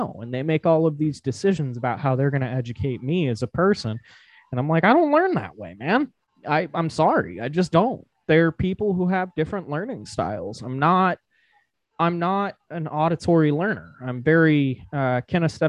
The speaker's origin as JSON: {"language": "English", "region": "Nevada", "country": "United States", "tie": "born or raised there", "said": "I'm a massive, massive, massive fan of my home state. I love where I grew up, the land"}